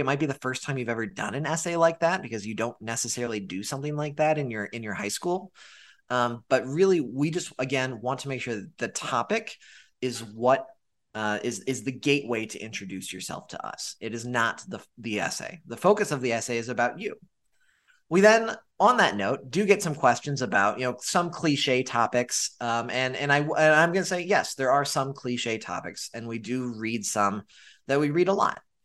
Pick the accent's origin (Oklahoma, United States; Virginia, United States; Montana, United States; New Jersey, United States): Montana, United States; moved away; I'm originally from Montana